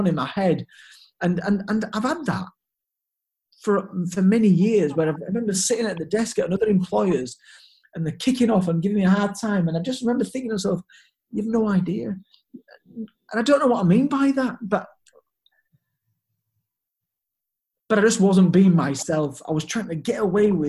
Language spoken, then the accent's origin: English; Leeds, Yorkshire and the Humber, United Kingdom; also born or lived in Hanover, Germany; I came back to my hometown in Leeds